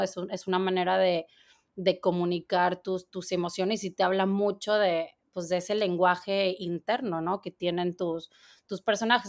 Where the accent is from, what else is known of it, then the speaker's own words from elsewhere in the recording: Torreón, Coahuila, Mexico; moved away as an adult; now in New York, United States; yo soy, de Torreón, Coahuila y ya tengo 16 años viviendo en, Nueva York.